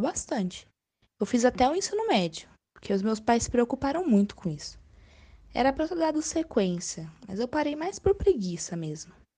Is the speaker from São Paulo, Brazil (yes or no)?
yes; Marília region, São Paulo, Brazil; also born or lived in Caetité, Bahia; No começo a gente veio para Marília, na região de Vera Cruz. Mas primeiro a gente tinha uma fazenda e morava nessa fazenda. Eu passei a infância toda lá.